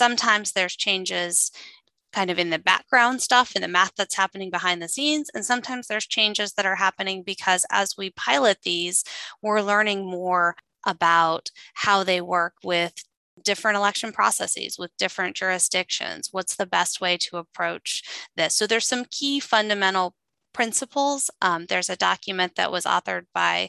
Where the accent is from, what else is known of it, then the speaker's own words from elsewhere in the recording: Midwest, United States; I grew up in the Midwest, and my grandmother worked in our small town syringe factory